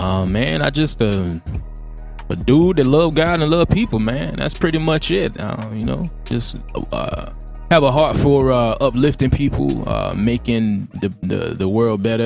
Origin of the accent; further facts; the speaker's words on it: Jacksonville, Florida, United States; I'm from Duval County